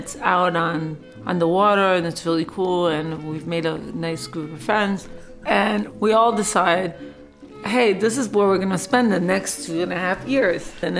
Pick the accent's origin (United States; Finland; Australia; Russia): United States; New York City, New York; moved away as an adult; also born or lived in Dominica; I grew up in New York City.